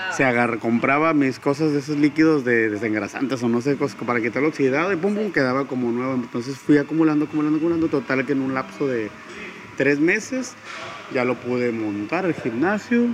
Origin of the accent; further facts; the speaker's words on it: Tijuana, Baja California, Mexico; nací en Tijuana, Baja California, el 10 de noviembre de 1981